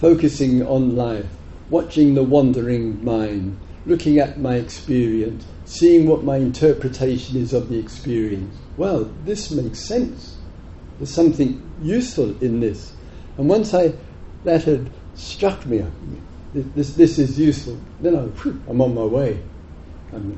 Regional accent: England, United Kingdom; moved away as an adult; also born or lived in Thailand; I was the only Westerner there, and being English, far too lazy to learn another language

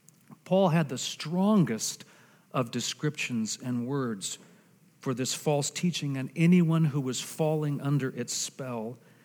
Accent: Argentina; Some of you know that I am a missionary kid. I was raised in Argentina.

